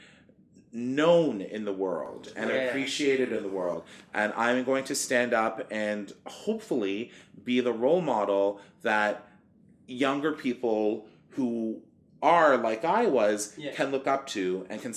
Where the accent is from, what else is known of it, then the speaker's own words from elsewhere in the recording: Canada; we're visiting from Canada